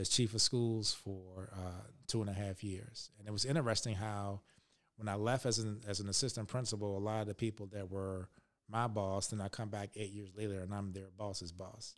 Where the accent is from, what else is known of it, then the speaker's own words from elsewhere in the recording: Richmond, Virginia, United States; I grew up in Richmond, Virginia